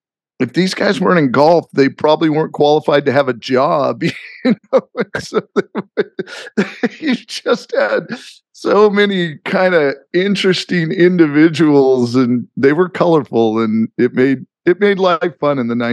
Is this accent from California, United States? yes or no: yes; Palm Springs, California, United States; I think it was growing up in Palm Springs really warped my perspective on life